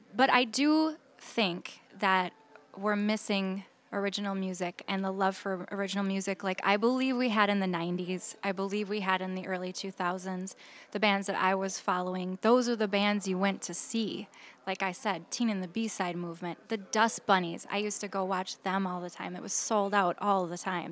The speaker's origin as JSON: {"language": "English", "town": "Saint Paul", "region": "Minnesota", "country": "United States", "said": "I'm from Saint Paul"}